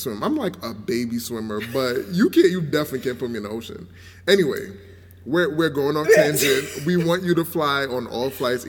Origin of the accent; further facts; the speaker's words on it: New York, United States; oh, we're from New York.